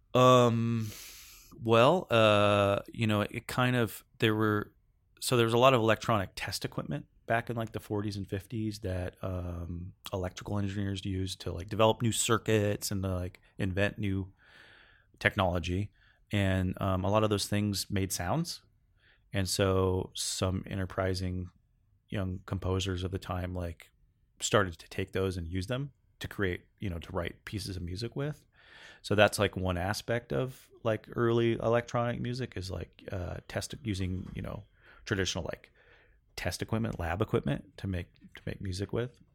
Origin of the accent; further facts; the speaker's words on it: Northern California, United States; moved away as an adult; now in Seattle, United States; I grew up in Cal, Northern California, and I moved to Seattle in two thousand